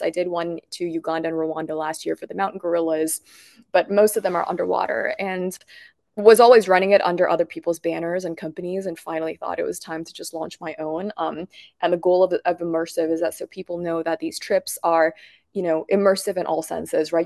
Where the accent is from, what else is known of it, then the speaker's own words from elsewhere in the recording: Bangkok, Thailand; growing up in Bangkok